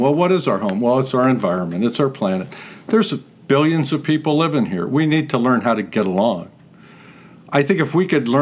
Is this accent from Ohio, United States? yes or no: yes; Youngstown, Ohio, United States; moved away as an adult; also born or lived in Lorain, Ohio; the story of my hometown. Youngstown's a great place to be from.